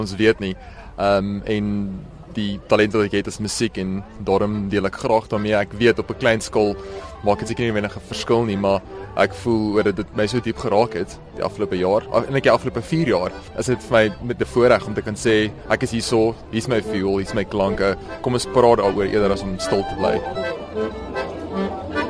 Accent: South Africa; my um heritage um as as Suid-Afrikaner uh, en my Duitse en Nederlandse herkoms

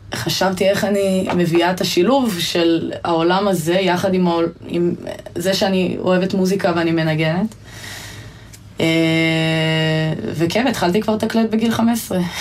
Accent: Ein Vered, Hefer Valley, Central District, Israel; בעין ורד ובכל מיני עמק חפר ואזורים שגדלתי בהם

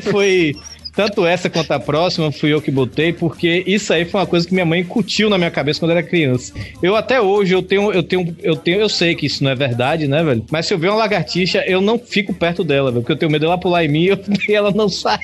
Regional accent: Bahia, Brazil; eu sou baiano

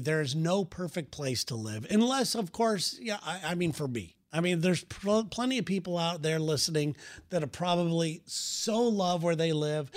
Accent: West Coast, United States; we're from the West Coast

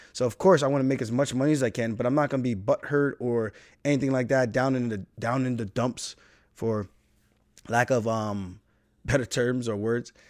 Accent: United States; I'm American. My parents are Jamaican.

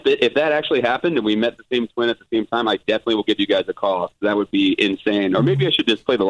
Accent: Cincinnati, Ohio, United States; moved away; we're both from Cincinnati.

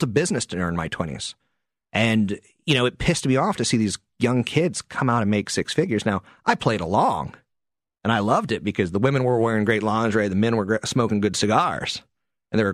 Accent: San Carlos, California, United States; in my hometown, San Carlos

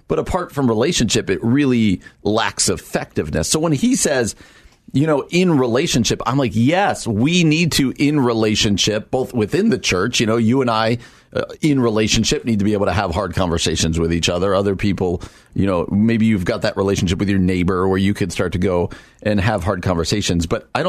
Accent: Scranton, Pennsylvania, United States; born there; I was born in Scranton.

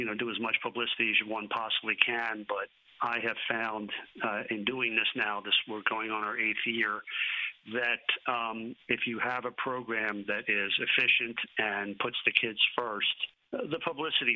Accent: Philadelphia, Pennsylvania, United States; moved away as an adult; now in Dallas, United States; I'm from Philadelphia

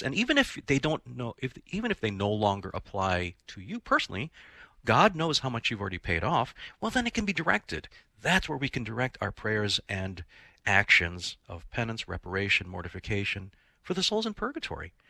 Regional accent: Philippines; as a Filipino myself

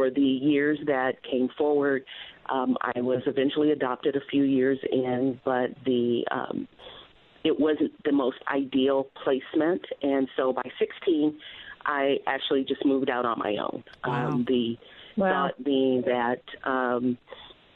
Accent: Detroit, Michigan, United States; now in San Diego, United States; growing up in Detroit

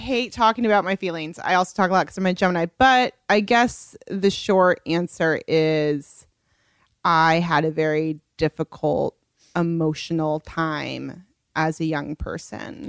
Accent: Los Angeles, California, United States; also born or lived in New York; growing up here

